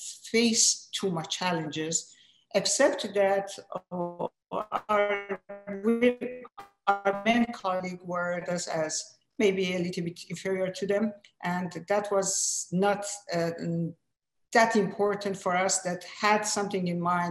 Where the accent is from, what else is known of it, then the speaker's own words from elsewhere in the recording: Iran; first language Persian; English is a second language; moved away as an adult; now in United States; I was primarily Persian speaking and also French speaking, because I was at school with your sister, beloved sister Farzaneh, and we were at French school. So our second language was French. I learned English here